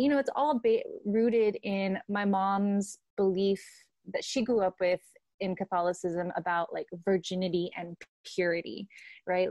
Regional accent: Santa Ana, California, United States; I grew up in Santa Ana, uh, California

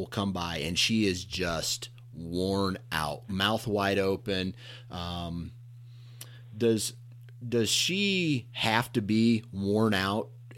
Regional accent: Iowa, United States; I'm from Iowa.

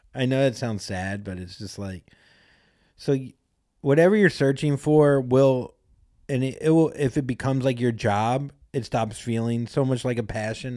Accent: Florida, United States; now in Los Angeles, United States; I'm from Florida, and I'm from part, the part of Florida where no one really does shit

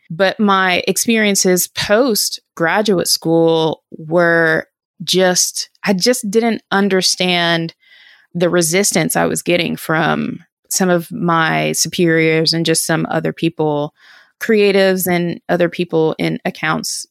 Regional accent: Durham, North Carolina, United States; also born or lived in New York; I'm from Durham, North Carolina, and went to a school here in, in Northern Durham

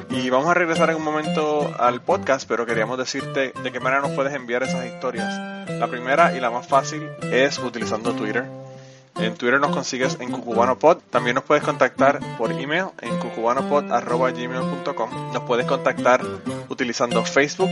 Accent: Utuado, Puerto Rico; mi pueblo de Utuado, en Puerto Rico

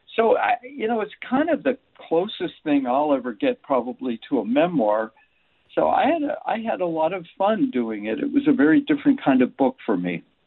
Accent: Erie, Pennsylvania, United States; I watched my dad go to work on the railroad when I was growing up in Erie, Pennsylvania

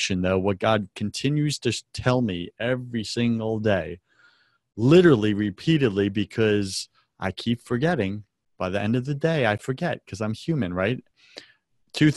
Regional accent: United States; our very right to worship could be taken from us as an American people

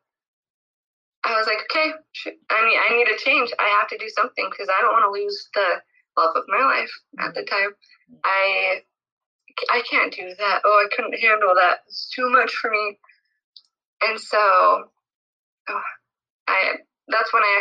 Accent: Utah, United States; now in California, United States; I'm from Utah. I live in California

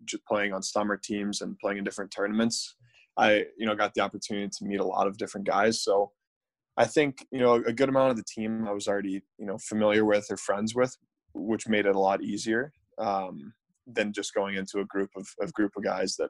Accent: St. Louis, Missouri, United States; growing up in St. Louis

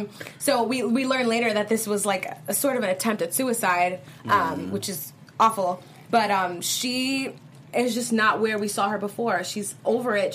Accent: East Coast, United States; I'm from the East Coast

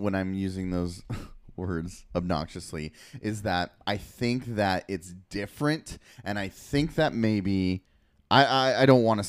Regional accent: United States

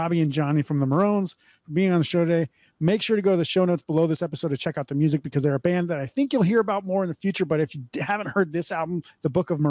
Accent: North Dakota, United States; now in Las Vegas, United States; I grew up in North Dakota, so I know exactly how it is. The shit is awful. That's why I don't live there or anywhere near there anymore. I live in Las Vegas.

